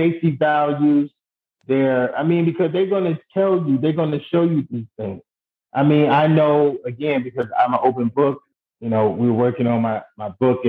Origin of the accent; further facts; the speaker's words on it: New York City, New York, United States; growing up in Brooklyn, New York